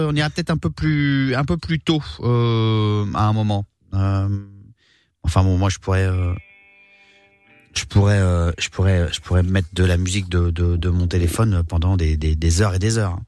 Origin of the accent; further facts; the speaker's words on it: Réunion; j'ai grandi à la Réunion